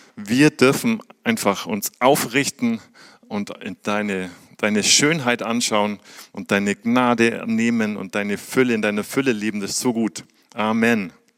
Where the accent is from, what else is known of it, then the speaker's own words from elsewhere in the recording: Germany; wir haben in aller Welt Botschaften als Deutsche